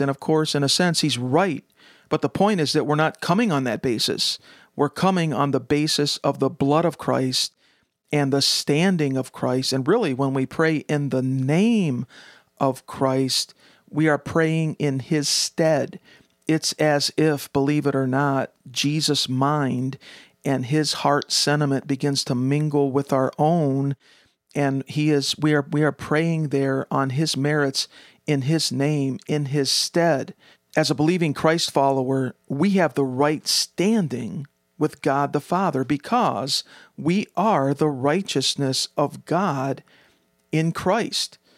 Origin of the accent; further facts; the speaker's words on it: United States; as an American